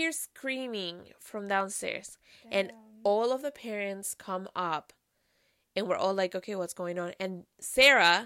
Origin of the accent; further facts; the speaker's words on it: Venezuela; moved away; we come from Venezuela